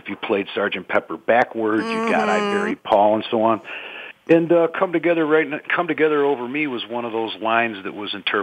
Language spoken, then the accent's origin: English; Chicago, Illinois, United States; I'm from Chicago, and I'm in the Chicago suburbs right now